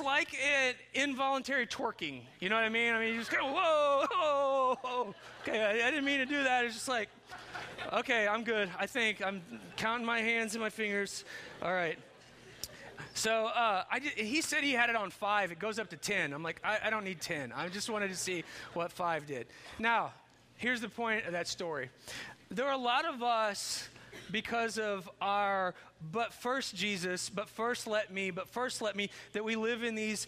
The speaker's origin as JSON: {"language": "English", "town": "Chandler", "region": "Indiana", "country": "United States", "tie": "born or raised there", "said": "when I grew up in Chandler, Indiana"}